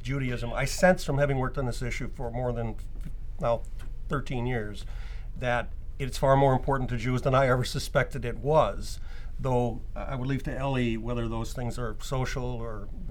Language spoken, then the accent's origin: English; New Zealand; now in Seattle, United States; I'm actually a New Zealander by birth